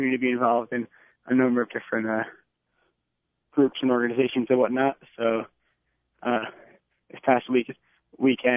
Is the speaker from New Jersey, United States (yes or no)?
yes; Livingston, New Jersey, United States; moved away as an adult; also born or lived in Jerusalem, Israel; from Livingston, New Jersey. I went to Kushner for 13 years